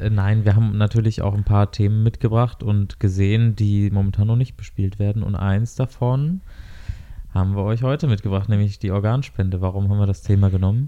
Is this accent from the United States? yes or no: no; Germany; wir als äh, Deutsche